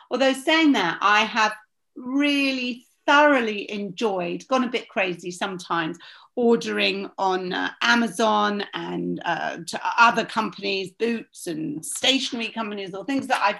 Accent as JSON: {"language": "English", "region": "London", "country": "United Kingdom", "tie": "born or raised there", "also_born_or_lived": "Bournemouth", "said": "I was born in Bournemouth and we were, we used to go back there after we'd moved to London every weekend."}